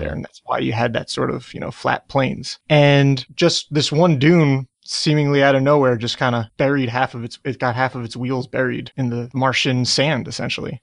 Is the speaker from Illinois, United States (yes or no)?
no; New Jersey, United States; I'm from New Jersey